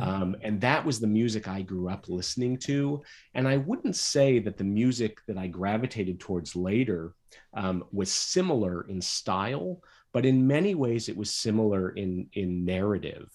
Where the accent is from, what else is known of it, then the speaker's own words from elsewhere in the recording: Michigan, United States; I grew up in Michigan